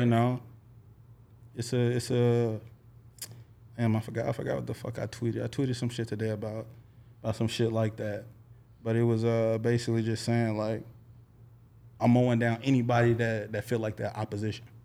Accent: Little Rock, Arkansas, United States; moved away; I hail from Little Rock, Arkansas, man. five oh one to the death of me

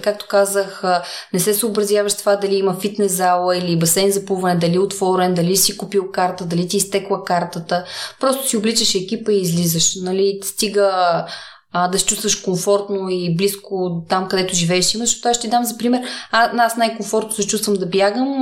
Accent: Sandanski, Blagoevgrad Province, Bulgaria; now in Sofia, Bulgaria; Аз съм от Сандански

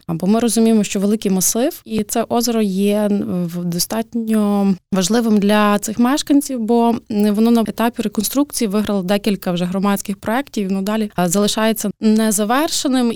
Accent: Lviv, Lviv Oblast, Ukraine; ми, львів'яни

